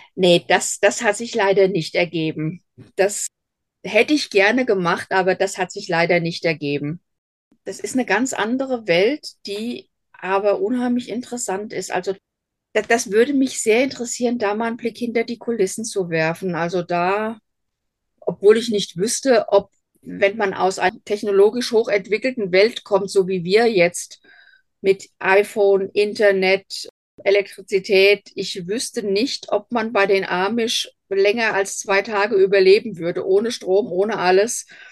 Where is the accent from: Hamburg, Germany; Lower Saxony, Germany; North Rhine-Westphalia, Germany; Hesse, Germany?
Hesse, Germany; accent: Hessian dialect; Ich bin Hessin durch und durch. Hochdeutsch ist mir nie gelegen. Also man wird mir meinen Dialekt immer irgendwo anhören. Ich bin auf einem kleinen Dorf groß geworden.